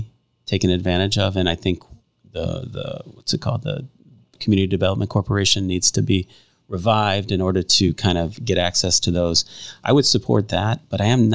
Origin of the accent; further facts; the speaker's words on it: Hammond, Indiana, United States; moved away as an adult; also born or lived in Chicago, Illinois / DeMotte, Indiana; now in Valparaiso, United States; I was born in Hammond, raised in Hammond